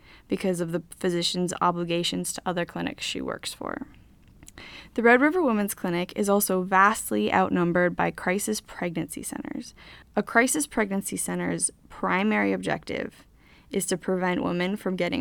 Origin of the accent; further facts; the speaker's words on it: Bismarck, North Dakota, United States; I grew up in Bismarck, North Dakota